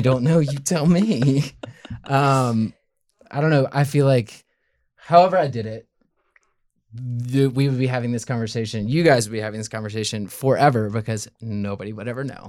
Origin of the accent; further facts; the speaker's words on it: Memphis, Tennessee, United States; moved away as an adult; born and raised in Memphis